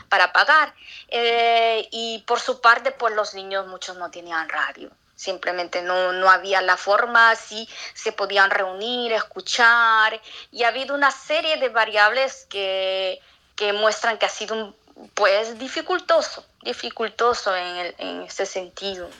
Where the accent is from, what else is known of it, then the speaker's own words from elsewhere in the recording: Atalaya, Ucayali, Peru; moved away as an adult; also born or lived in Lima, Peru / Spain; now in Montreal, Canada; yo soy de Atalay